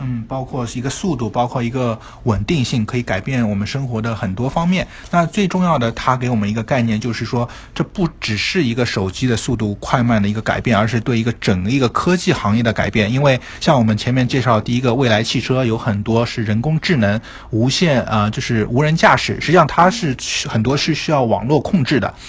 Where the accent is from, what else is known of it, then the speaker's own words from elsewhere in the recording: China; 作为一个中国人